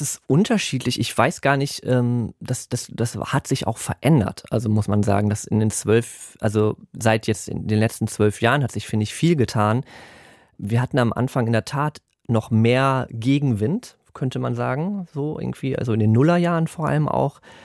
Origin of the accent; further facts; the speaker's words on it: Germany; first language German; Und ich bin aber in Deutschland aufgewachsen und da haben wir nur Deutsch gesprochen